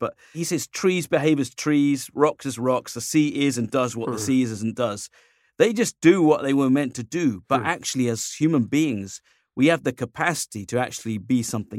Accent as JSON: {"language": "English", "country": "United Kingdom", "said": "it's kind of fun being a Brit and an American locked in a room together."}